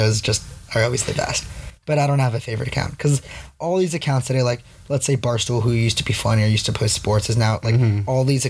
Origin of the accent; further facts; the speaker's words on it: South Florida, United States; I was raised in South Florida. There's no country music there